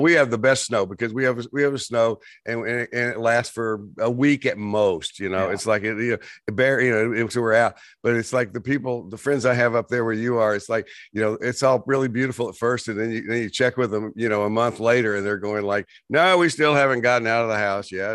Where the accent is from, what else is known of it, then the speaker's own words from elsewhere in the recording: West Texas, United States; moved away; I grew up in West Texas, and we had these dust storms